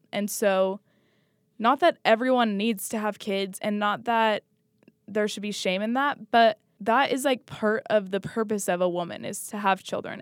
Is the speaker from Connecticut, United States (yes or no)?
no; Washington, United States; We grew up outside of Utah and we grew up in Washington